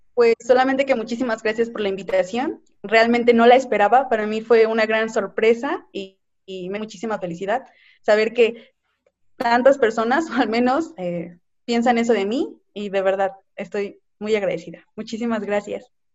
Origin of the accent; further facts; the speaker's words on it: Mexico; Como mexicanos somos muy buenos